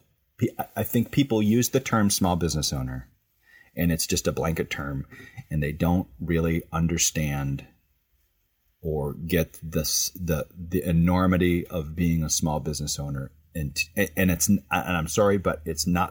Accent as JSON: {"language": "English", "region": "Midwest", "country": "United States", "tie": "born or raised there", "moved": "yes", "said": "I grew up in a small community in the Midwest with lots of relatives around"}